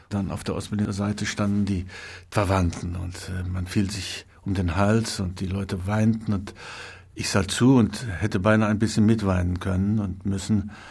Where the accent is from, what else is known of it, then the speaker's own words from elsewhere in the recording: Wrocław, Lower Silesian Voivodeship, Poland; born there; Und als ich sagte, ich bin in Breslau geboren, dann strahlte sie, denn sie war auch aus Breslau.